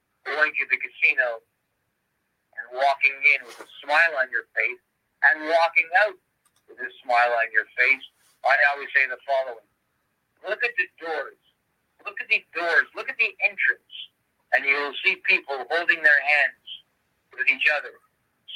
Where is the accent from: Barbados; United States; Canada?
Canada